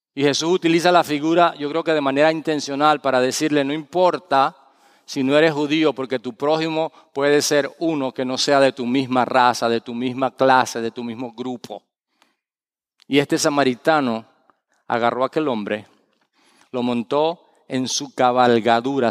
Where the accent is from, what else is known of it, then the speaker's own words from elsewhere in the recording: Valencia, Carabobo, Venezuela; moved away; en la ciudad de Valencia, donde yo nací, mi ciudad, Valencia, Venezuela, no Valencia, España